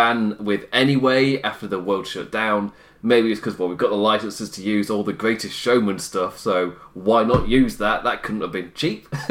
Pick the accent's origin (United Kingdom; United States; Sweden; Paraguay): United Kingdom; as a British man. A British man with Irish blood